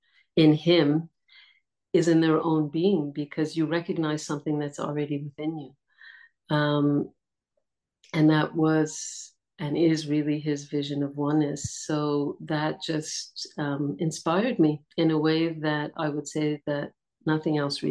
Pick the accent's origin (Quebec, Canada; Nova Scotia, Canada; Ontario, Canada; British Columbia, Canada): Quebec, Canada; Montreal; moved away as an adult; also born or lived in India; now in Portugal; I was born in Montreal, and I was born to a family of travelers